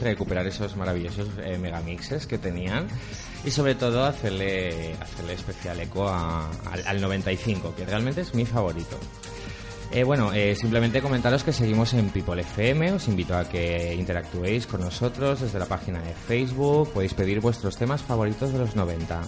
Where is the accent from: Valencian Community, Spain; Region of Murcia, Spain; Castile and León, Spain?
Valencian Community, Spain; mi infancia, mi cultura, como buen valenciano que soy